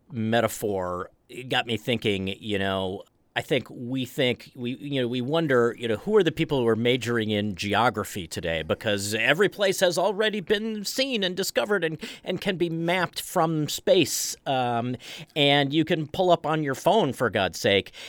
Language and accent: English; Washington, District of Columbia, United States; moved away; I grew up around Washington, D C